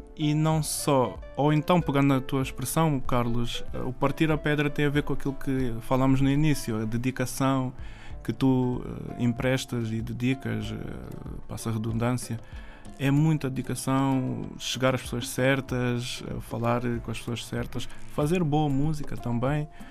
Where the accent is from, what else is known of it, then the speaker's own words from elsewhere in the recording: Mem Martins, Lisbon, Portugal; eu sou original de Lisboa, nasci em Portugal, Lisboa, e cresci em Mem Martins